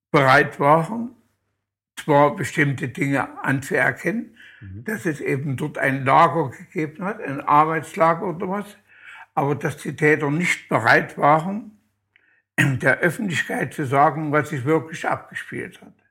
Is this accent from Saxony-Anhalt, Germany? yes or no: yes; Luckenau, Saxony-Anhalt, Germany; moved away; also born or lived in Oranienburg; Aus Luckenau, mhm. Kreis Zeitz, Sachsen-Anhalt, mhm. ähm, im Berger Weiterdorf.